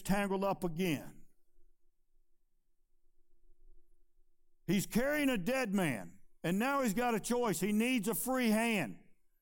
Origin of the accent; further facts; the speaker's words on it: Chesterfield County, Virginia, United States; I was born and raised in Chesterfield County. I went to Meadowbrook High School